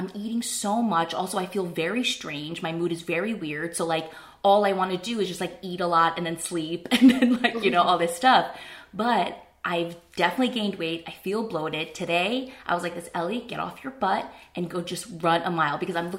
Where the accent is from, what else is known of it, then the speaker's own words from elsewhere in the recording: New Jersey, United States; I grew up in New Jersey. I'm a kid of retailers.